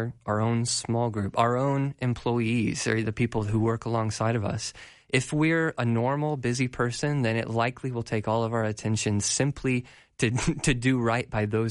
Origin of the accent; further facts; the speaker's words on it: Colorado, United States; I'm from Colorado